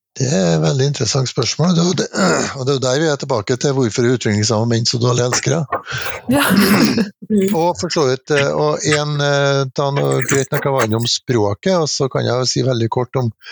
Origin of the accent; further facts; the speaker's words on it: Trondheim, Trøndelag, Norway; når jeg bodde på pappen hjemme i Trondheim og var fjortis